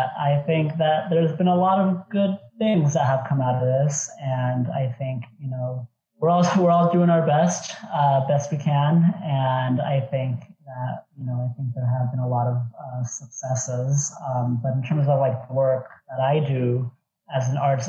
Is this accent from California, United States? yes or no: yes; Montclair, California, United States; also born or lived in Irvine, California / Los Angeles, California / Brooklyn; I grew up in Montclair, California